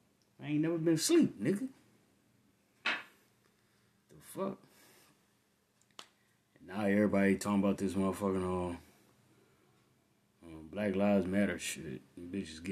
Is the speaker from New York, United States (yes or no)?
no; Saginaw, Michigan, United States; I grew up in Saginaw, Michigan, one of the hardest motherfucking cities in Michigan